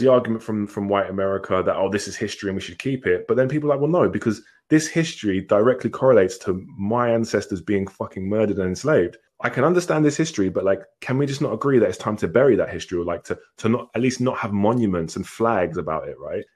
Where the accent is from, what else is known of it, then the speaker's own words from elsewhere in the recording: England, United Kingdom; I was born in England. I grew up in England